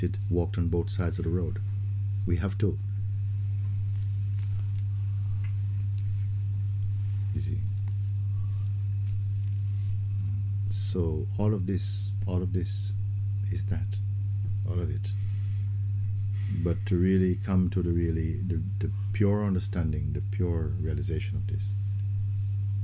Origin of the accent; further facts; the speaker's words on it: Jamaica; when I was a child growing up in the Caribbean, in Jamaica